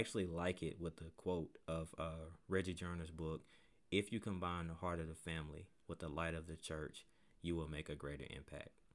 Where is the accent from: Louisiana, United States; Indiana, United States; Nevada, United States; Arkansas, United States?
Arkansas, United States; Pine Bluff; moved away as an adult; now in Conway, United States; my, my hometown is Palm Bluff, Arkansas.